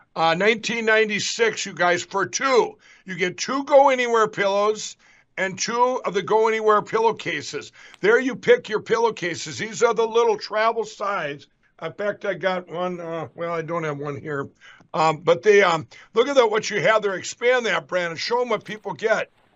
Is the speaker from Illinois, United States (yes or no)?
no; Carver, Minnesota, United States; that's where I grew up in Carver, Minnesota here